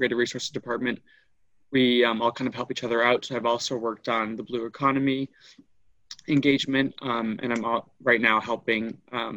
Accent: Rhode Island, United States; moved away as an adult; now in Nova Scotia, Canada; I grew up in Rhode Island in the United States

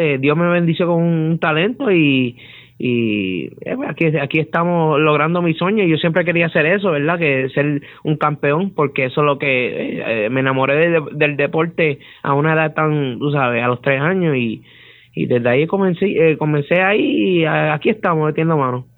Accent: Utuado, Puerto Rico; te estoy representando a Utuado, que soy de Utuado

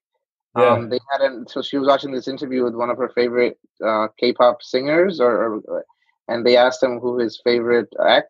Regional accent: New York City, New York, United States; I grew up in Brooklyn in a very Bengali neighborhood

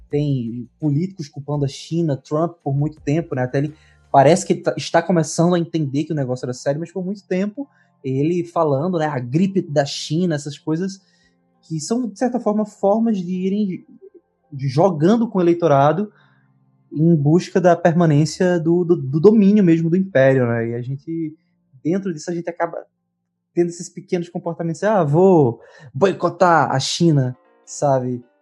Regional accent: Northeast Region, Brazil; eu sou uma pessoa que eu sou do Nordeste, assim, de um ambiente árido, de um ambiente quente.

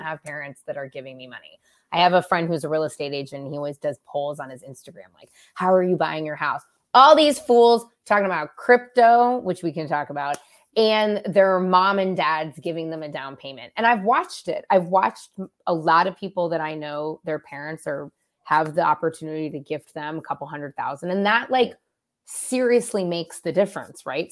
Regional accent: San Francisco, California, United States; now in Los Angeles, United States; I grew up in San Francisco.

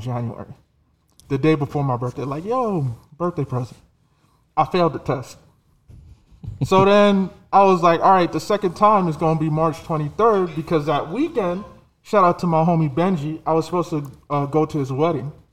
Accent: New Jersey, United States; I'm from Jersey

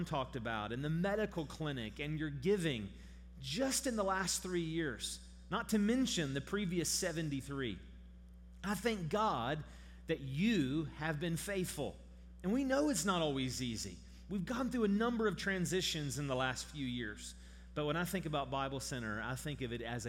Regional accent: St. Albans, West Virginia, United States; also born or lived in Charleston, West Virginia; I'm from here. I grew up in St. Albans. I was born in Charleston.

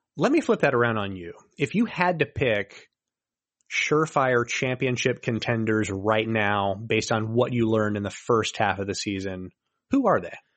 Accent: Daytona Beach, Florida, United States; I was raised in Daytona

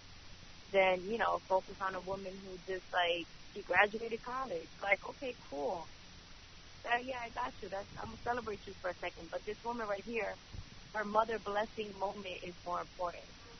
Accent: New York City, New York, United States; I grew up in Brooklyn, East New York

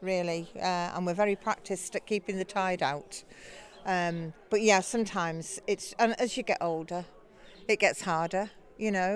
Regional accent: Liverpool, North West England, United Kingdom; moved away as an adult; now in Sunderland Point, United Kingdom; being born and brought up in Liverpool, on a street

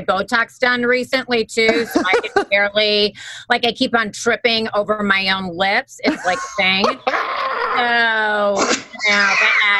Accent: Wisconsin, United States; also born or lived in New York; I'm originally from Wisconsin.

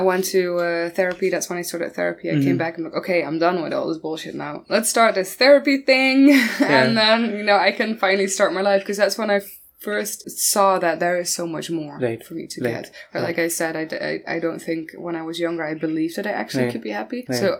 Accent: Maastricht, Limburg, Netherlands; I always say Maastricht.

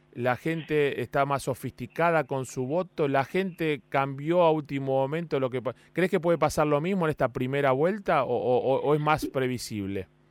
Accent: Argentina; Somos así los argentinos

